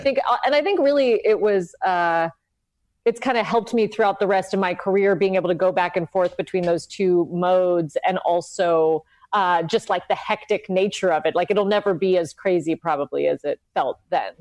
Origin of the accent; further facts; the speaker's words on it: Los Angeles, California, United States; also born or lived in South Pasadena; I'm from LA. I, I grew up in Highland Park and then South Pasadena